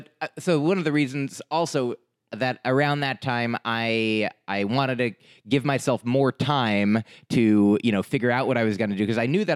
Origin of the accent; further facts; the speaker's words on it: New Jersey, United States; also born or lived in Boston; I grew up in New Jersey